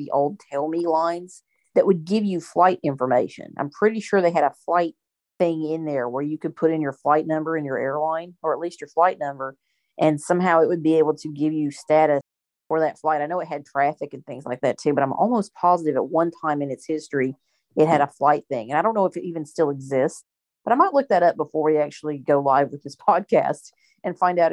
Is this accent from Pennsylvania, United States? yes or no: no; North Carolina, United States; moved away; a flight coming from my home state